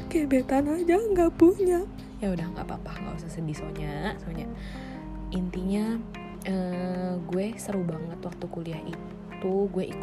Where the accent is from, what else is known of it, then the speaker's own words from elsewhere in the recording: Bandar Lampung, Lampung, Indonesia; at least gue dari Bandar Lampung gue uh, sampai SMA di Bandar Lampung gue kuliah di Universitas Multimedia Nusantara